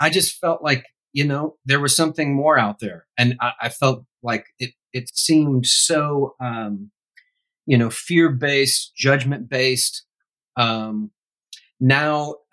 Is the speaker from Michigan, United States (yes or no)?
yes; Grand Rapids, Michigan, United States; now in Franklin, United States; I went back and lived in my hometown of Grand Rapids a few years ago